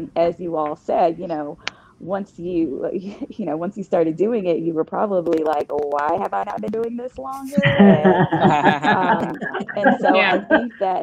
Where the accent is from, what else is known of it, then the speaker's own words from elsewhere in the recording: the American South, United States; I was raised in the American South